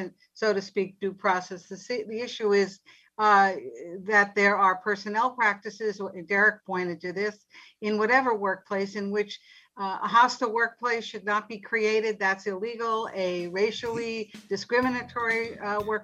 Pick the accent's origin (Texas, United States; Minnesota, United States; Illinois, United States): Illinois, United States; Chicago; I'm a Chicagoan